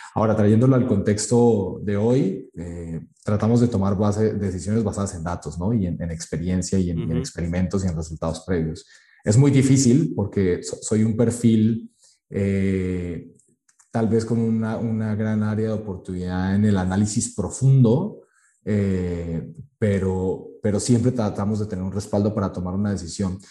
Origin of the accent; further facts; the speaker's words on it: Colombia; now in Mexico; yo soy de Colombia